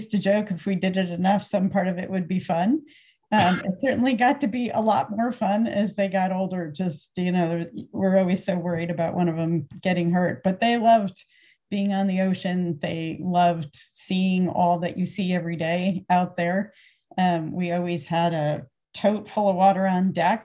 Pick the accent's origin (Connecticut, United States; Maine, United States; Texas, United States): Connecticut, United States; moved away as an adult; also born or lived in New Hampshire / New Haven, Connecticut; now in Sitka, United States; I grew up in Connecticut and went to college up in New Hampshire, graduate school back in New Haven